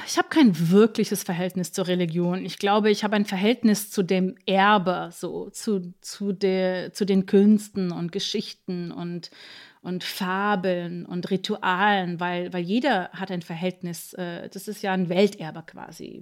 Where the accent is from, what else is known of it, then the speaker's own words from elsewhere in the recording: New York, United States; now in Berlin, Germany; ich komme ja aus Amerika